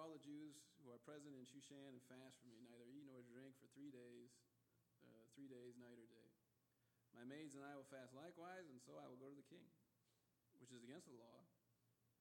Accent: Midwest, United States; moved away as an adult; also born or lived in Northern California; growing up in the Midwest

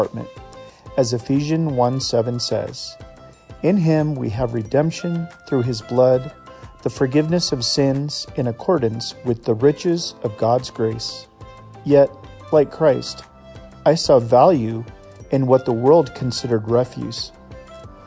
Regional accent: Iowa, United States; When I was a kid, I used to collect empty soda and beer cans because growing up in Iowa, we got 5 cents for every can recycled

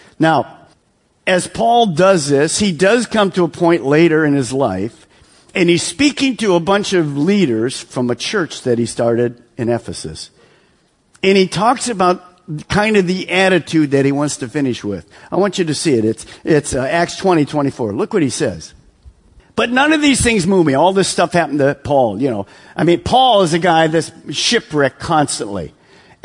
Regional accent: Detroit, Michigan, United States; moved away; I'm from Detroit, so we're in suburb of Detroit

